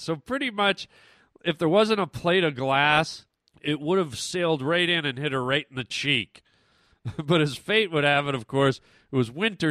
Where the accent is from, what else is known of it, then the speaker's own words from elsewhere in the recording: Canada; we grew up in Canada.